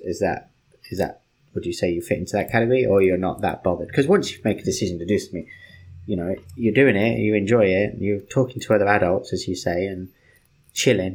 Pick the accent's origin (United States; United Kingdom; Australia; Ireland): United Kingdom; I'm British